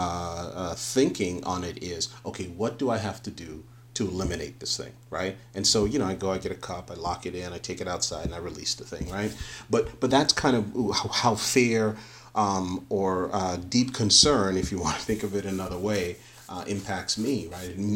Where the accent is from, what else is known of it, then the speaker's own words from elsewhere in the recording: New York City, New York, United States; I grew up in the Northeast in inner city of New York.